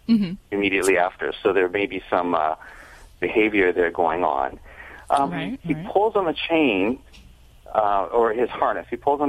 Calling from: Santa Barbara, California, United States; I'm Santa Barbara, California.

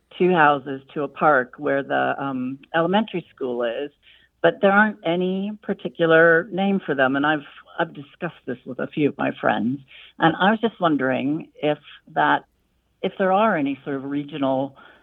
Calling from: Cincinnati, Ohio, United States; also born or lived in Sussex, England; I'm calling from Cincinnati.

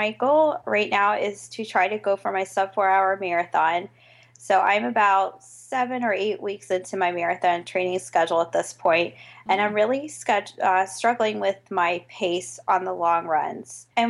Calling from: Orlando, Florida, United States; I am calling from Orlando

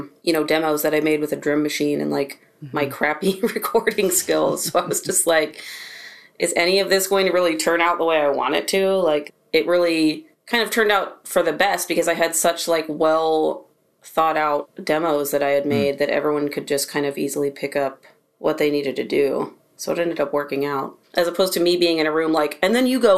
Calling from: North Carolina, United States; I'm in my studio room in North Carolina.

